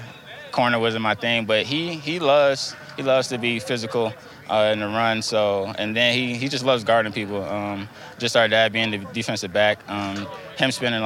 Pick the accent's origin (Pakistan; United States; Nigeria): United States; Newport News, Virginia; I'm originally from Newport News, Virginia. You know, we were just bouncing around from place to place, time to time.